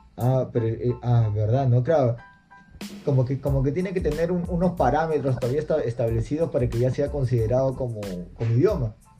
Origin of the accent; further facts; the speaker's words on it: Peru; acá en el Perú